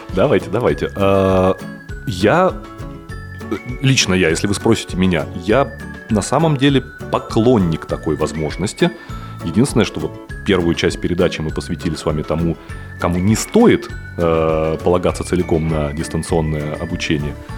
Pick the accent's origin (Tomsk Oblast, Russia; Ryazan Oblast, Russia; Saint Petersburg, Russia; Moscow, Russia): Saint Petersburg, Russia; я из Петербурга